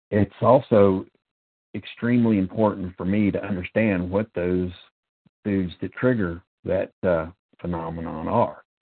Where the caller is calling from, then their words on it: North Carolina, United States; I am a recovered compulsive overeater, and I'm calling from North